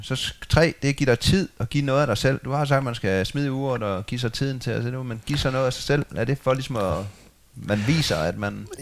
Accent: Funen, Southern Denmark, Denmark; Jeg har også en skov, jeg er opvokset ved på Fyn

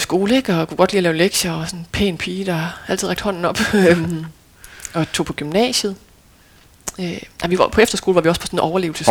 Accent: Lemvig, Central Denmark Region, Denmark; moved away; also born or lived in Aarhus; jeg er født i Aarhus og boede der indtil jeg var fire, men ja. så flyttede vi til Lemvi, så jeg føler mig som vestjyde ja. og som lemvier

